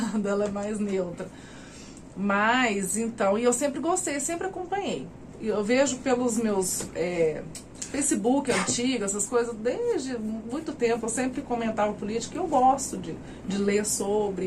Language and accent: Portuguese; São Sebastião do Paraíso, São Paulo, Brazil; also born or lived in Mogi das Cruzes / Franca; Eu sou daqui, de Paraíso. Ah, sim. Morei um tempo em Monte das Cruzes e voltei para cá